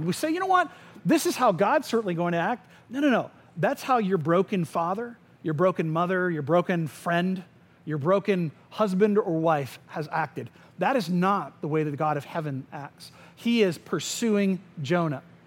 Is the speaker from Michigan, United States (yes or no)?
no; Winter Springs, Florida, United States; I grew up in Tuscaloosa, which is in Winter Springs.